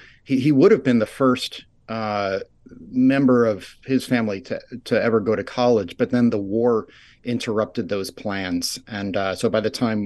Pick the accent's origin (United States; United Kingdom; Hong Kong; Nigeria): United States; Rye, New York; now in Ithaca, United States; I grew up in Rye, New York, a suburb outside New York City